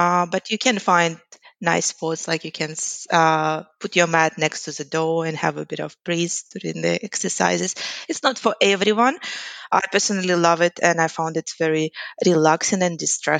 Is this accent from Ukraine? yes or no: yes; Ukraine; English is a second language; moved away as an adult; also born or lived in Boston, United States; now in Sydney, Australia; I'm originally from Ukraine